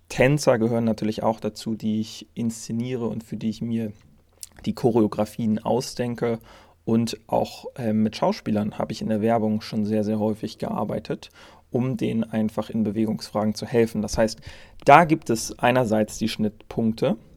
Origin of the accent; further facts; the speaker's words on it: Germany; aber natürlich auch in Deutschland, meinem Heimatland